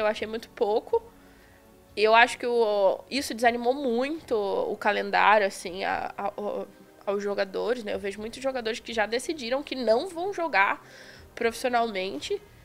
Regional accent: Belford Roxo, Rio de Janeiro, Brazil; moved away as an adult; now in São Paulo, Brazil; Antes eu morava em Belfor Roxo, no Rio de Janeiro

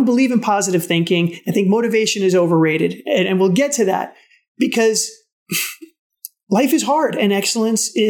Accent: New York City, New York, United States; I'm from the Bronx

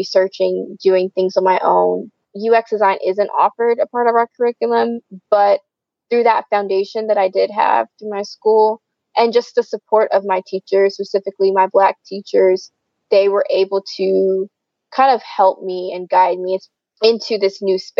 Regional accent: south of Atlanta, Georgia, United States; I grew up about, I'd say, I always say I'm from Atlanta, Georgia, because a lot of people, when you say somewhere else, they're like, what, where are you from? So I'm about 30 minutes on the south side out from the city of Atlanta

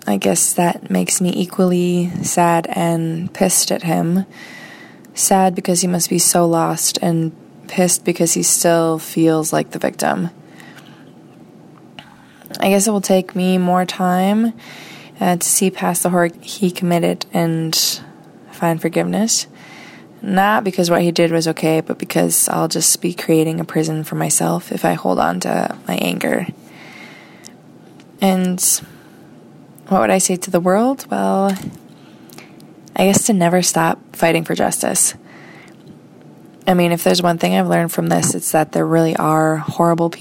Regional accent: United States; from the United States

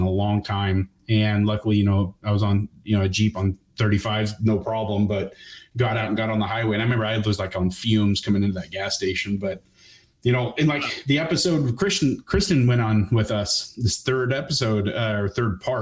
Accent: Bend, Oregon, United States; moved away; also born or lived in Waldport, Oregon; Basically I'm from Oregon. I was basically raised on the beach. I split time between the coast and Bend, Oregon.

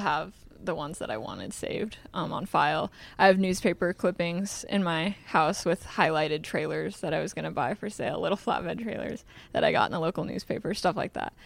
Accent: Des Moines, Iowa, United States; also born or lived in Carlisle, Iowa; We grew up in Des Moines, but I went to school in a small town called Carlisle.

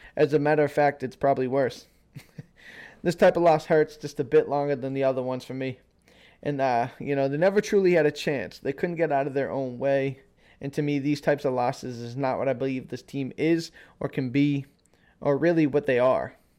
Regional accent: Worcester, Massachusetts, United States; I'm from the New England area, you know, born and raised just out of, out of Boston, Massachusetts, and Worcester, a city called Worcester.

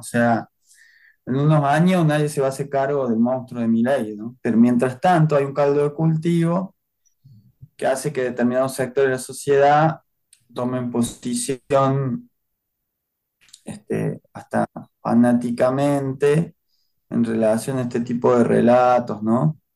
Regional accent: Córdoba, Argentina; yo nací en Córdoba en el año 76

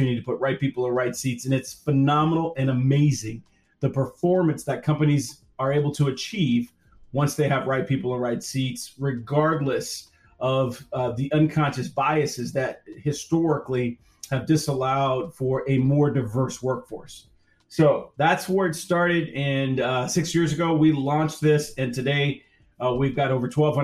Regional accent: Kansas City, Kansas, United States; now in Portland, United States; So I grew up in Kansas City, Kansas. So in the inner city of Kansas City, Kansas, I moved to the Northwest back in 2000

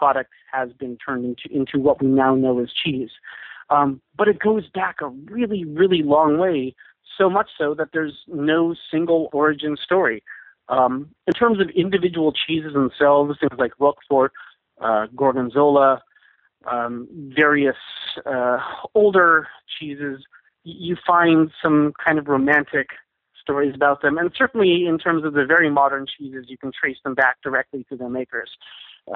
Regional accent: Seattle and San Francisco, West Coast, United States; moved away as an adult; also born or lived in Scotland; now in New York, United States; I grew up on the West Coast in Seattle and San Francisco

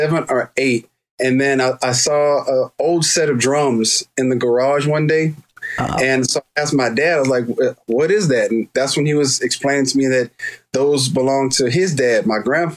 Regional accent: Houston, Texas, United States; So growing up in Houston, we had, you know, a bunch of neighbors and the houses were real close together.

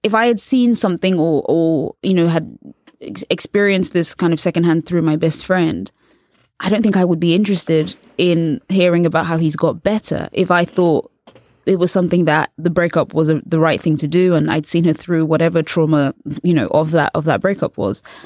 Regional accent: England, United Kingdom; I was born and raised in England, and also I'm a journalist.

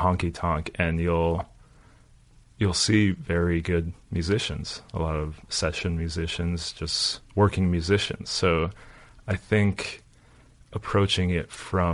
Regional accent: Los Angeles, California, United States; moved away as an adult; also born or lived in New York / Bay Area; now in Nashville, United States; I grew up in Los Angeles

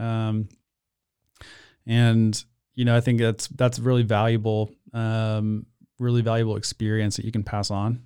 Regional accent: Austin, Texas, United States; moved away as an adult; also born or lived in Portland, Oregon; now in Waco, United States; I grew up in Austin

